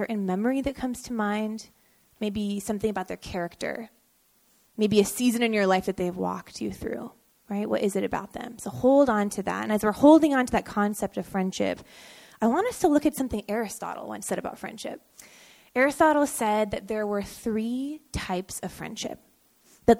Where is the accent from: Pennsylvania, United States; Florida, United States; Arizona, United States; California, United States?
California, United States; San Jose; also born or lived in Davis, California / San Francisco, California; I'm from San Jose, born and raised